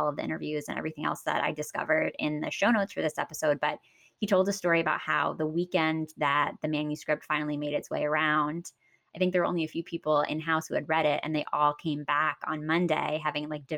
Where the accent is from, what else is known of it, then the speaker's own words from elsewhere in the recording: Pennsylvania, United States; I grew up in Pennsylvania